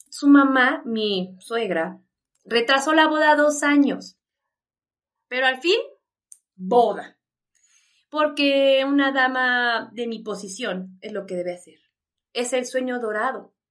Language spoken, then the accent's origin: Spanish; New York, United States; Ah, porque yo soy de Nueva York, no sé si te dije.